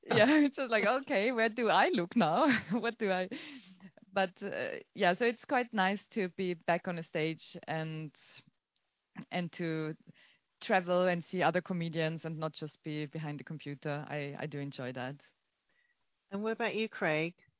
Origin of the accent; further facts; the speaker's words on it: Austria; I'm from Austria and we had everything later than everyone